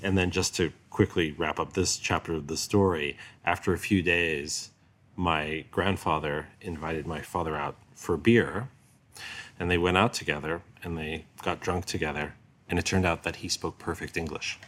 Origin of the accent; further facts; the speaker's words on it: New York, United States; when I was a little kid in New York.